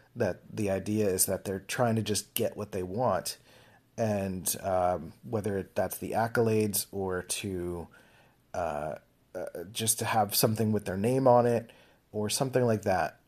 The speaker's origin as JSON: {"language": "English", "town": "Philadelphia", "region": "Pennsylvania", "country": "United States", "tie": "born or raised there", "said": "I grew up in Philadelphia."}